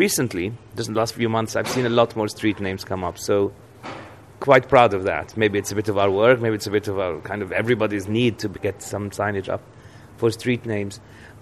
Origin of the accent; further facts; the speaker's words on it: London, United Kingdom; moved away as an adult; now in Beirut, Lebanon; as a Londoner with a London